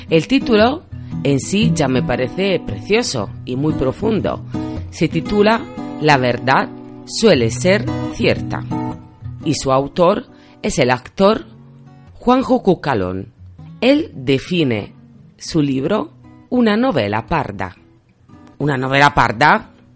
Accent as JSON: {"language": "Spanish", "country": "Italy", "second_language": "Spanish", "moved": "yes", "said": "yo soy italiana"}